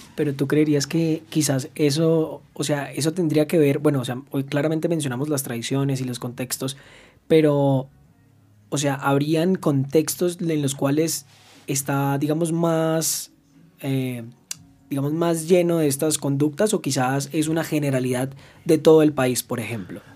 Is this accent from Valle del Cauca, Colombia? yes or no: no; the Llanos, Arauca, Colombia; yo no soy de la capital, yo soy de Arauca, de los llanos